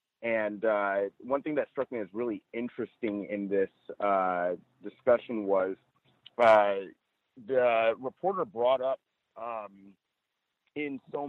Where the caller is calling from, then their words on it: Chino Hills, California, United States; I'm reporting from Chino Hills, California.